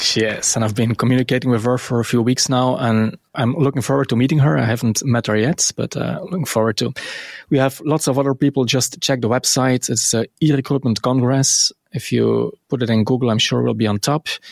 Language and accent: English; Belgium; it's so cool to be Belgian.